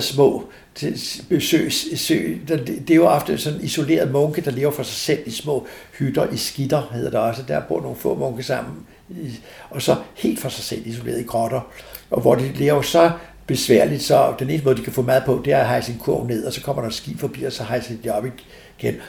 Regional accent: Denmark; jeg kommer fra Danmark

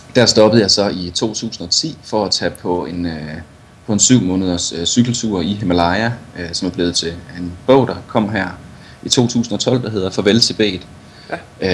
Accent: Viborg, Central Denmark Region, Denmark; moved away as an adult; now in Colorado, United States; født og opvokset i, øh, født og opvokset i Viborg

